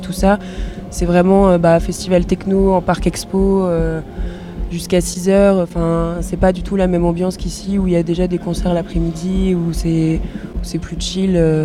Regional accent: Brittany, France; je suis bretonne, donc je travaille surtout en Bretagne

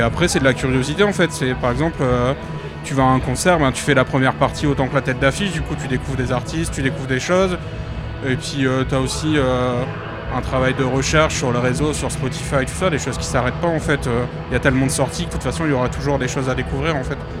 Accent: north of France, France; je viens du nord de la France

